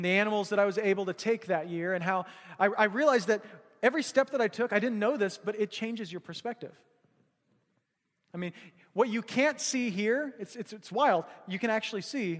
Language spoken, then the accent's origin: English; Missouri, United States; now in Alaska, United States; we grew up hunting in Missouri, hunting whitetail